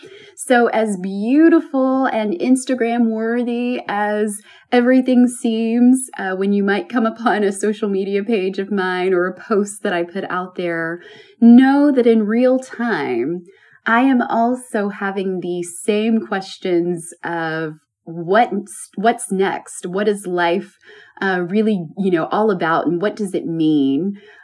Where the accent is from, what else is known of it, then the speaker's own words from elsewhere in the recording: Alabama, United States; now in New York City, United States; knew, though, that I would move from my small town to a bigger city, perhaps even a new country. And I moved from Alabama to New York City.